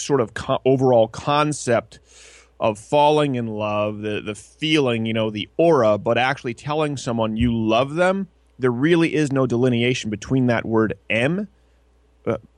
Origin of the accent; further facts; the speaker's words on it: Montreal, Quebec, Canada; also born or lived in Detroit; now in United States; I'm French Canadian. I was born in Detroit, but raised in Montreal